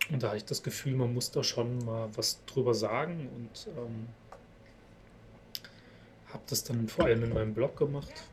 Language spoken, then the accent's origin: German; Görlitz, Saxony, Germany; born there; Ich komme ja aus Sachsen.